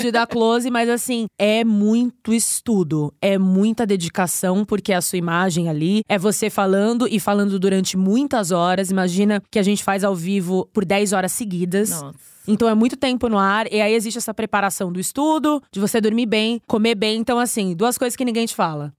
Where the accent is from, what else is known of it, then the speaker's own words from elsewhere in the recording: São Paulo, Brazil; Eu sou paulistana